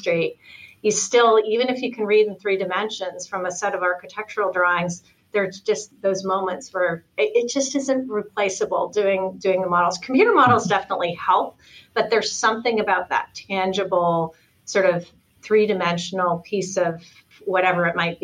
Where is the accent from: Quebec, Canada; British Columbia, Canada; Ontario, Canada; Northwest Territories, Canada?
Ontario, Canada; Toronto; moved away as an adult; also born or lived in New York City; now in Los Angeles, United States; I'm from Toronto originally